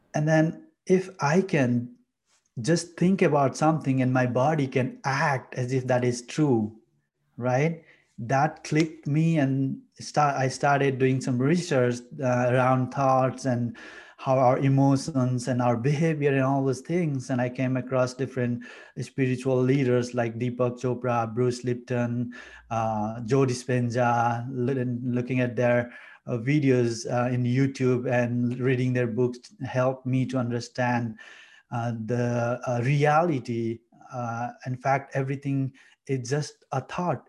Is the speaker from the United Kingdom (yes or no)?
no; Nepal; moved away as an adult; I'm from Nepal, a beautiful village uh, in Nepal. Uh, came here in 2015 to do my master's.